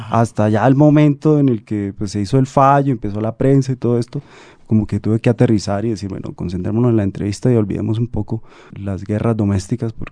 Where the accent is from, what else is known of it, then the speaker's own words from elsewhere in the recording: Santander, Colombia; yo estaba haciendo como un, viaje familiar eh, en Bucaramanga, yo soy de Santander